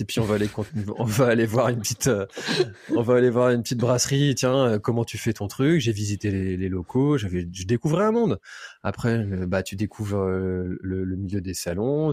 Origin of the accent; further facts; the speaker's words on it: Brittany, France; also born or lived in Nantes; J'ai toujours habité en Bretagne